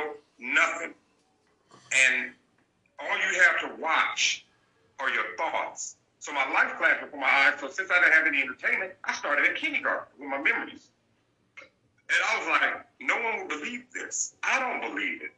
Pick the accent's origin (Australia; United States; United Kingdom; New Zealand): United States; Los Angeles, California; I'm from the West Side.